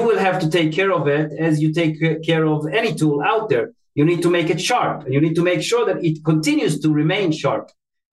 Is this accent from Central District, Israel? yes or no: no; Tel Aviv, Tel Aviv District, Israel; moved away; I was born and raised in Tel Aviv, Israel